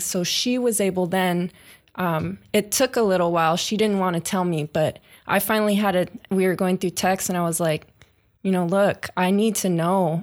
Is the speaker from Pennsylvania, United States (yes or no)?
no; Long Beach, California, United States; I grew up in the Lakewood, Long Beach area